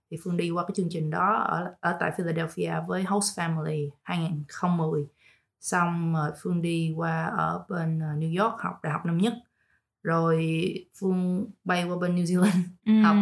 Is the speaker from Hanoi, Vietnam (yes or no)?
no; Ho Chi Minh City, Vietnam; moved away as an adult; also born or lived in Dallas, Texas; now in Coppell, United States; mình đến từ Việt Nam thành phố Hồ Chí Minh uh, thì mình du học ở bên uh, Dallas cũng khá lâu và hiện tại mình uh, cũng có đi làm và đang uh, sinh sống ở khu uh, Coppell Dallas Texas.